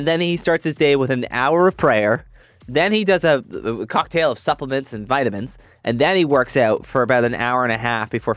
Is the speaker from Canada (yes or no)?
yes; Brampton, Ontario, Canada; I grew up in Brampton